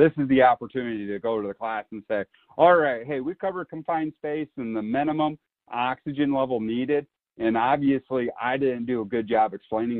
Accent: Iowa, United States; where I grew up in Iowa

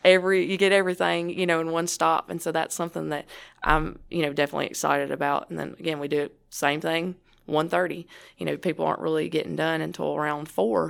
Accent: United States; my hometown, even though it's only five hundred fifty people, no stoplight

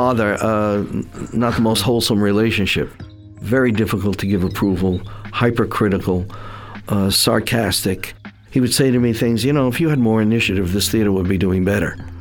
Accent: New York City, New York, United States; also born or lived in Staten Island; I'm born and raised in Brooklyn

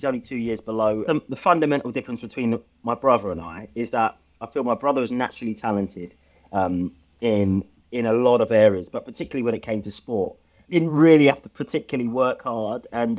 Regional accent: Stevenage, East of England, United Kingdom; So I grew up in Stevenage in Hertfordshire, a brother and sister, a single parent kind of upbringing.

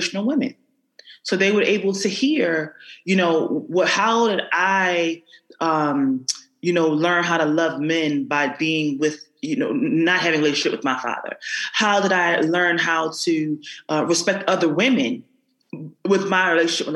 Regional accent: Philadelphia, Pennsylvania, United States; I grew up in North Philadelphia

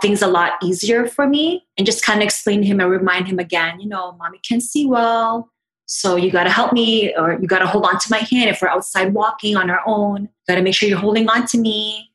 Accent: Toronto, Ontario, Canada; I am from Toronto

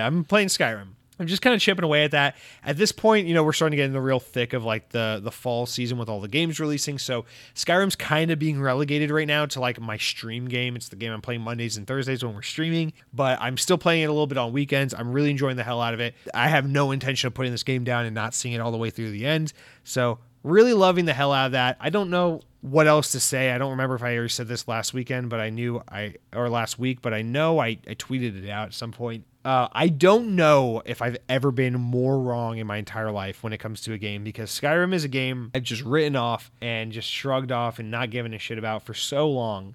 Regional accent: North Georgia, United States; now in Florida, United States; growing up in Georgia, in, you know, in North Georgia

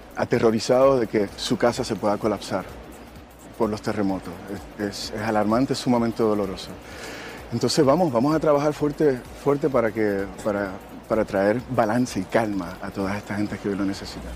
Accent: Puerto Rico; moved away

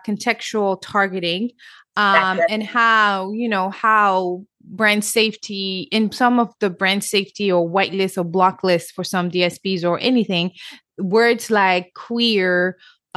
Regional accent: Senegal; English is a second language; moved away; I'm also born and raised in Africa, Senegal, West Africa

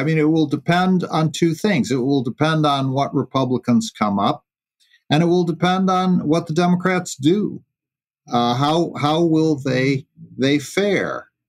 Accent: New York, United States; my home state, New York

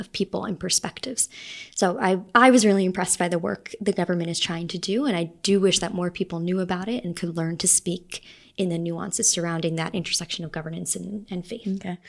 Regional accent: New York City, New York, United States; moved away as an adult; also born or lived in Salt Lake City, Utah; now in Rome, Italy; I was born in Salt Lake, but I grew up mostly um, in New York City and on Long Island

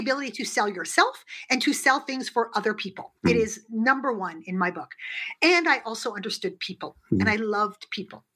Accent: Canada; also born or lived in United Kingdom; I'm Canadian

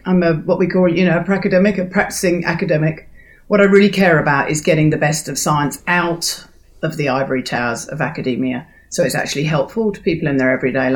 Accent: London, United Kingdom; moved away as an adult; also born or lived in South Island, New Zealand; now in New Zealand; I am a Londoner, born and bred, by then I was living in the South Island of New Zealand

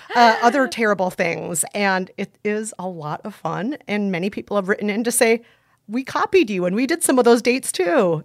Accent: Minnesota, United States; I was, uh, raised in a very white part of Minnesota

